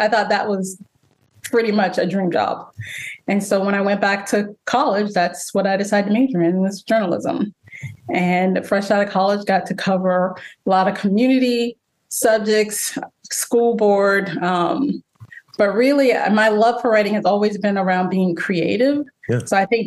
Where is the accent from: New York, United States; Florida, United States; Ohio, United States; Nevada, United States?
Florida, United States; Jacksonville; moved away as an adult; also born or lived in Dallas / Phoenix; now in Baltimore, United States; I'm a Southern girl. I was raised in Jacksonville, Florida.